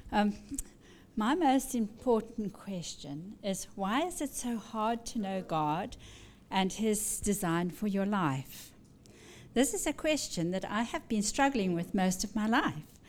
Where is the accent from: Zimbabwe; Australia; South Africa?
Zimbabwe; now in Washington, D.C., United States; I was born in Rhodesia, which is now Zimbabwe